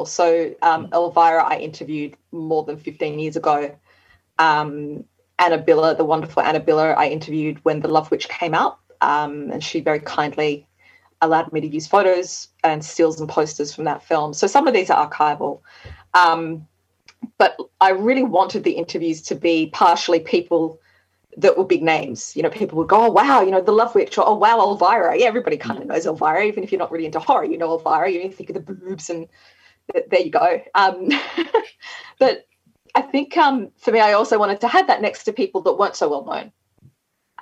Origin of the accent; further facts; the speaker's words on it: Australia; from Australia.